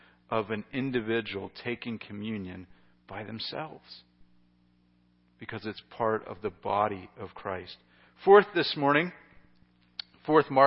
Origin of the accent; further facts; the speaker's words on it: United States; as an American